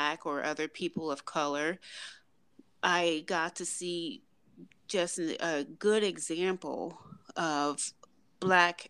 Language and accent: English; Detroit, Michigan, United States; moved away as an adult; I grew up in Detroit, Michigan